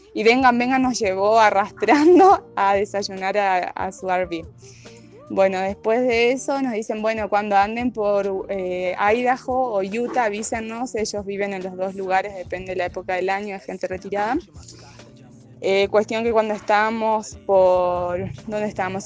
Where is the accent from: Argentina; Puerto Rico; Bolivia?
Argentina; Santa Fe; moved away; Los dos somos de Argentina, de la provincia de Santa Fe, de distintas partes de, esa provincia.